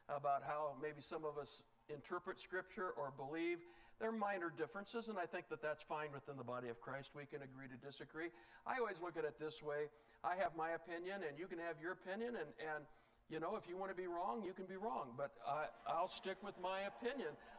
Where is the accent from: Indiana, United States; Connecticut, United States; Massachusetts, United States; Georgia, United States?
Indiana, United States; now in Utah, United States; I'm from Indiana originally, where it's pretty flat and a lot of cornfields.